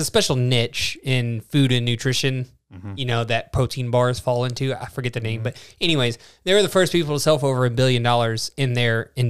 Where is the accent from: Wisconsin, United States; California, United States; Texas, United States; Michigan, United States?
Texas, United States; born there; I was born in Texas.